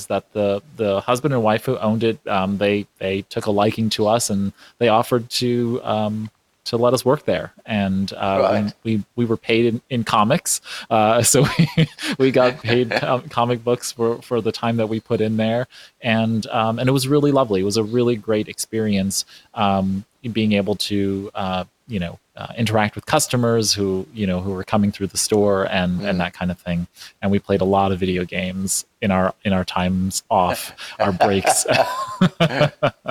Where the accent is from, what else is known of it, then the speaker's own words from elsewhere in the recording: New York City, New York, United States; while I wasn't born in New York, I'm a New Yorker. I was raised in Brooklyn, New York